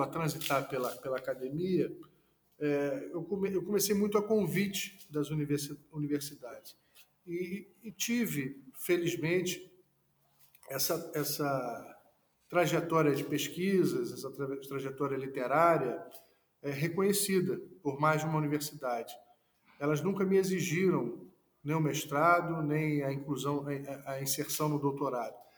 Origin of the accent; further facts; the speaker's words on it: Niterói, Rio de Janeiro, Brazil; nasci no Rio de Janeiro, mas fui criado em Niterói